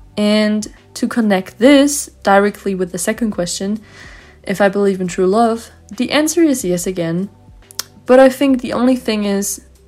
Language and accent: English; Vienna, Austria; English is a second language; I'm 17 years old and I'm from Vienna, Austria.